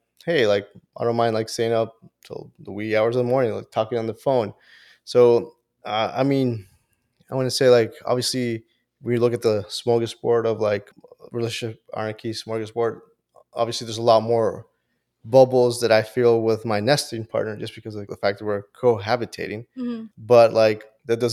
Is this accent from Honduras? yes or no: yes; Honduras; moved away; Originally from Honduras